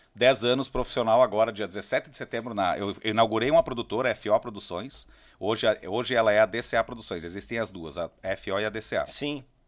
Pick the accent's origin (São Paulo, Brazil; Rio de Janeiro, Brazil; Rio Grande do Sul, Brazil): Rio Grande do Sul, Brazil; Caxias do Sul; also born or lived in Serafina Correia; eu sou natural de Serafina Correia e me criei em Caxias do Sul